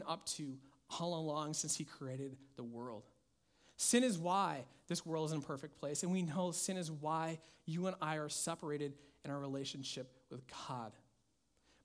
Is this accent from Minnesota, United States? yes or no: yes; Minnesota, United States; my home state of Minnesota